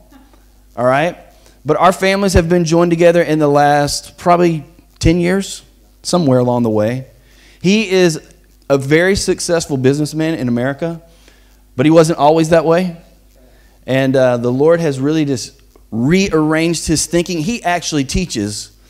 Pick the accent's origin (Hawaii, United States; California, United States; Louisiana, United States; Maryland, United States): Louisiana, United States; Bossier City; moved away as an adult; I never thought that I would leave the town that I grew up in. I'm from Bossier City, Louisiana